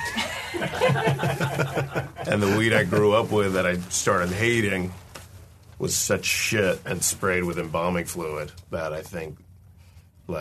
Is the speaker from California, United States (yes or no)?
no; Florida, United States; moved away; I grew up in Florida